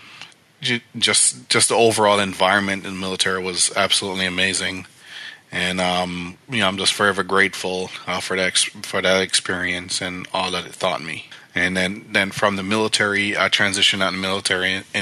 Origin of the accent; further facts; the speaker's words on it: Jamaica; now in United States; it started back in Jamaica, where I grew up, when my parents were small business owners